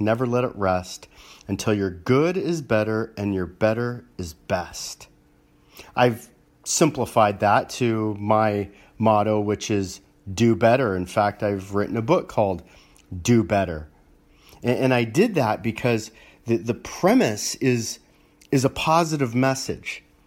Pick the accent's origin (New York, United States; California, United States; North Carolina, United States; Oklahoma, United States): California, United States; Los Angeles; growing up in Los Angeles